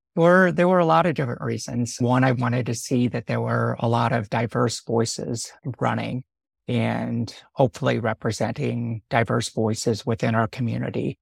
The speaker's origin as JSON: {"language": "English", "region": "Northwest Indiana", "country": "United States", "tie": "born or raised there", "also_born_or_lived": "San Francisco, California / Sonoma County, California", "moved": "yes", "lives_now": "Sebastopol, United States", "said": "Grew up in the Midwest. Yeah, a little bit on the outside of Chicago, Northwest Indiana"}